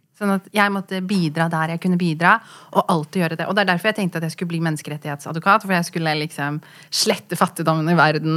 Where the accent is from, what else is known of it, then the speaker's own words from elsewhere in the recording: Oslo, Norway; also born or lived in London; vi er jo fra Furuset